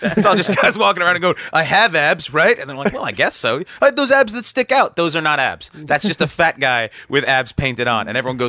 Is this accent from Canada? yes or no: yes; Canada; you wouldn't have known I was Canadian.